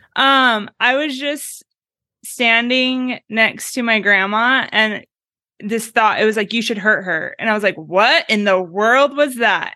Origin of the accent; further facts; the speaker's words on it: Oregon, United States; now in Meridian, United States; I'm from Oregon, but I live five, I grew up five miles from the Idaho border